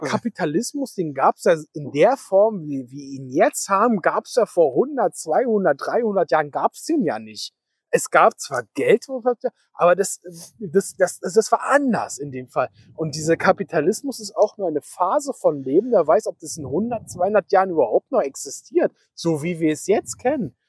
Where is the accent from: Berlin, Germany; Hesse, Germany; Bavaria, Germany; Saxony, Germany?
Berlin, Germany; Wir kommen hier aus Berlin-Spandau, ja, also mehr aus Spandau als aus Berlin